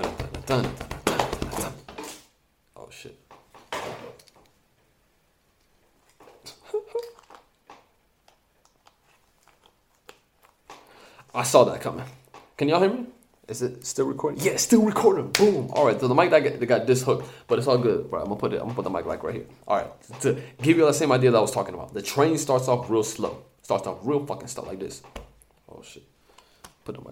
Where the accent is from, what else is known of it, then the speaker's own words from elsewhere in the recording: Palestine; first language English; I'm from Palestine